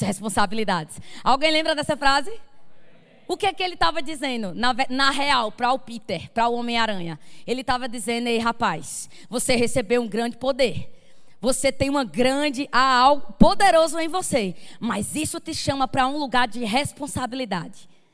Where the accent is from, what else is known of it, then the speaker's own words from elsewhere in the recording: Campina Grande, Paraíba, Brazil; accent: sotaque arrastado; eu sou de Campina Grande, do Verbo da Vida Sede